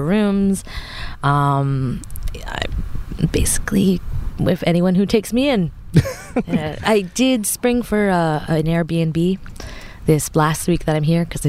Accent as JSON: {"language": "English", "region": "New Jersey", "country": "United States", "tie": "born or raised there", "also_born_or_lived": "Japan", "moved": "as an adult", "said": "I grew up in New Jersey"}